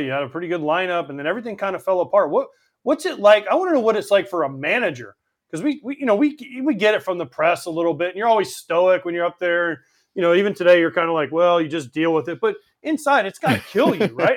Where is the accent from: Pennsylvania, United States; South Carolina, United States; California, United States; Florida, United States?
Florida, United States; also born or lived in Orlando, Florida / New York; I, I, moved here when I was two. I don't consider myself from New York. I, I'm, I'm from Florida.